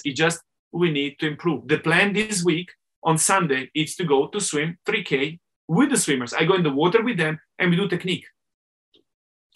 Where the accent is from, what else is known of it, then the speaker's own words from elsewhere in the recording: Italian-speaking Switzerland, Switzerland; I'm Swiss from the Italian part